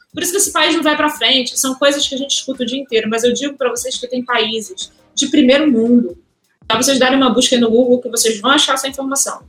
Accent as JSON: {"language": "Portuguese", "region": "Rio de Janeiro", "country": "Brazil", "said": "Sou do Rio, como vocês perceberam meu sotaque."}